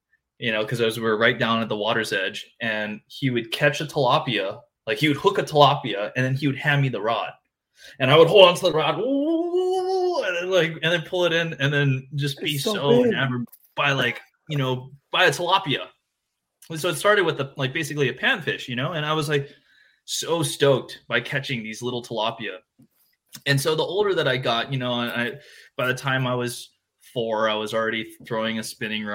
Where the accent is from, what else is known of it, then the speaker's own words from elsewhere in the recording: Hawaii, United States; born and raised in Hawaii